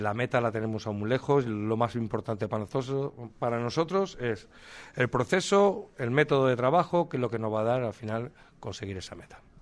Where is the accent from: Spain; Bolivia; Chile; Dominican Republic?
Spain; Castellón de la Plana, Valencian Community; Yo soy de Castellón